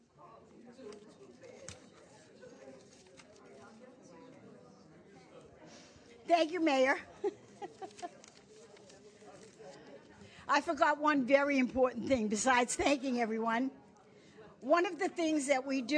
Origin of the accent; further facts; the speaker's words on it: Boston, Massachusetts, United States; moved away; I'm from Boston